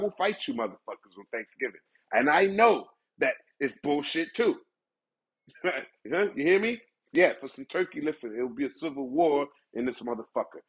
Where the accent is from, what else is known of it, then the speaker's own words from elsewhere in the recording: United States; As an American